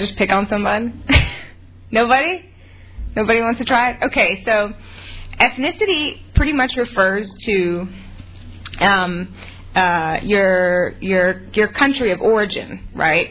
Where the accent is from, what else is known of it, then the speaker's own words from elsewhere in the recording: Mississippi, United States; moved away; also born or lived in Charleston, South Carolina / Massachusetts; So I grew up in Mississippi my entire life. I was born in Charleston, South Carolina, raised in Mississippi.